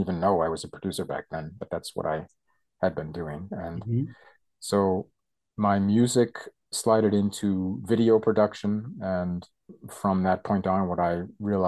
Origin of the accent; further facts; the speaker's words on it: United States; moved away as an adult; now in Germany; I come from America, but I've been living in Germany much longer than I lived in the States